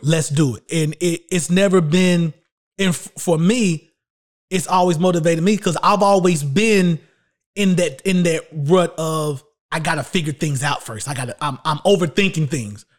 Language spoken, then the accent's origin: English; Shelby, North Carolina, United States; also born or lived in Charlotte, North Carolina; my hometown in Little Old Shelby, North Carolina